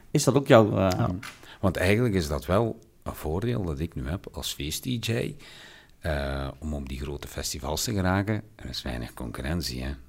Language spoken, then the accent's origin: Dutch; Belgium; zijn wij als Belgen niet zo niet zo open als Nederlanders.